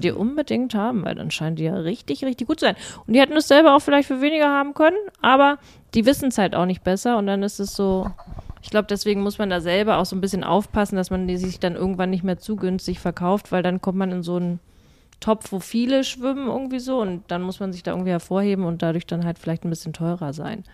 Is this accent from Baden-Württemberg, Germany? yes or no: no; Berlin, Germany; als Berliner